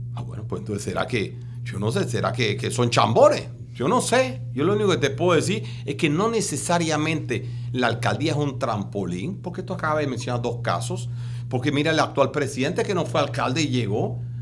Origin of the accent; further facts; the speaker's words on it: Panama; somos más de 5.500 en Panamá